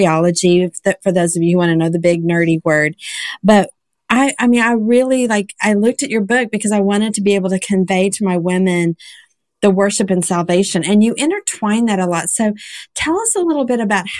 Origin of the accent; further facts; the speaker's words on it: Oklahoma, United States; I'm from Oklahoma